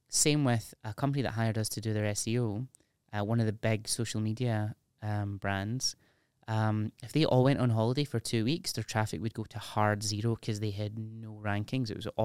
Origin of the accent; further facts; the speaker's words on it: United Kingdom; There's something about being British that is so cringeworthy and embarrassing.